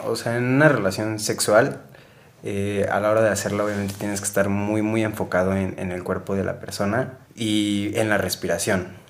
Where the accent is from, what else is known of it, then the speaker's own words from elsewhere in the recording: Mexico; todos estamos súper, súper pues, arraigados al machismo como mexicanos